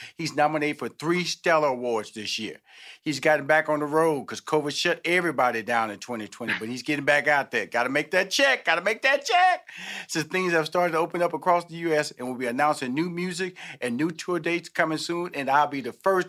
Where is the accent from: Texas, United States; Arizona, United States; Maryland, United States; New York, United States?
Texas, United States; Houston; because I come from a big family, Molly. You know, I'm from Houston, mm-hmm. Texas. I have six sisters, two brothers.